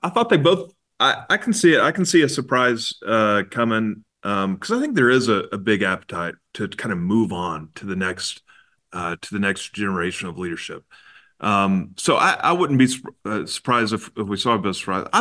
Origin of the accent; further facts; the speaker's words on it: Texas, United States; As a Texan